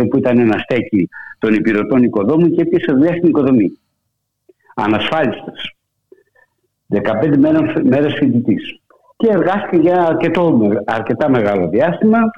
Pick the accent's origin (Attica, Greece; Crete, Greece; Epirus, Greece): Epirus, Greece; Tzoumerka; moved away as an adult; also born or lived in Athens; Από την Ήπειρο συγκεκριμένα. Ναι, από τα Τζουμέρκα.